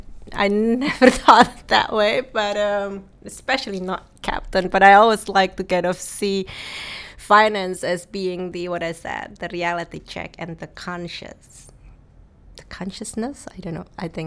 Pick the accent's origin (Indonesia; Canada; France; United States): Indonesia; moved away as an adult; now in Netherlands; I was born and raised in Indonesia. I was Indonesian.